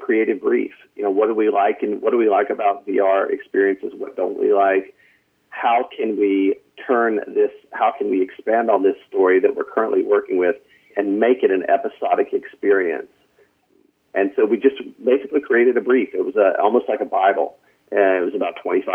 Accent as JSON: {"language": "English", "region": "North Carolina", "country": "United States", "moved": "as an adult", "lives_now": "Los Angeles, United States", "said": "I'm from North Carolina. I don't know if you can hear it in my voice"}